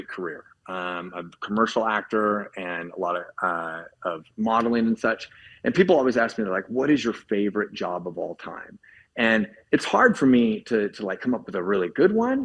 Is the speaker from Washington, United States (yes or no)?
yes; Spokane, Washington, United States; I'm from Spokane, Washington, and the area code is 509